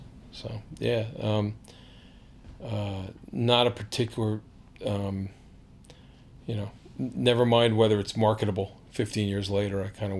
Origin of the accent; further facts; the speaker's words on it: Washington, District of Columbia, United States; now in Baltimore, United States; I grew up in Washington